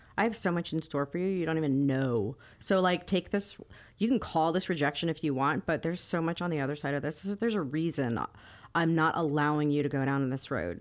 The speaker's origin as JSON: {"language": "English", "town": "Miami", "region": "Florida", "country": "United States", "tie": "born or raised there", "said": "I grew up in Miami"}